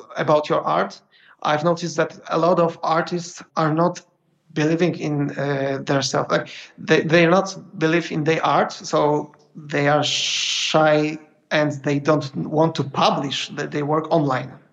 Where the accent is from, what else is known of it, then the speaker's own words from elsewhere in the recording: Poland; I'm from Poland